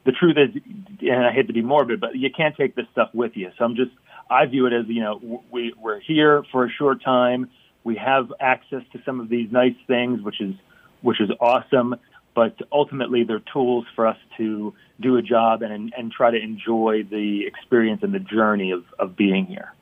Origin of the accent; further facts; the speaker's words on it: Philadelphia, Pennsylvania, United States; I discovered as a youth growing up in Philly